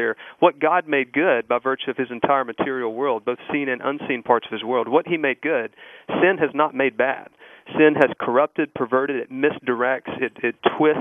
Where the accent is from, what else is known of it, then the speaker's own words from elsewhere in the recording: Mississippi, United States; I grew up in Mississippi in a church there